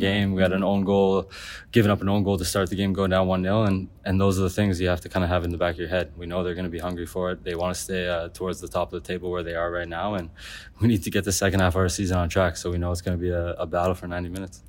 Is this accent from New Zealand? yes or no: no; Canada; being Canadian